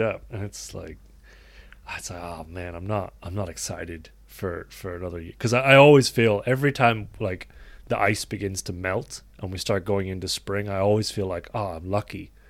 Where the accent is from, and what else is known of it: Ireland